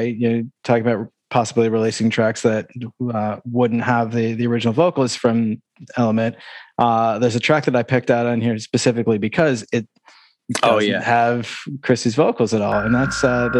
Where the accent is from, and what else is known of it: Syracuse, New York, United States